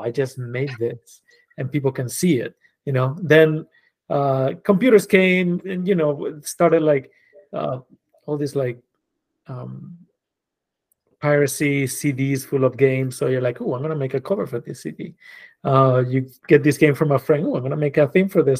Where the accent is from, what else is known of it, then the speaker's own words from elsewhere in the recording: Spain; moved away as an adult; now in New York, United States; I was born and raised in Spain.